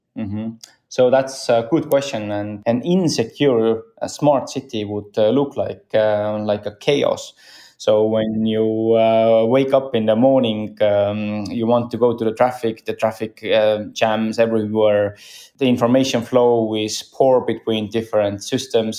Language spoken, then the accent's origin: English; Estonia; I'm from Estonia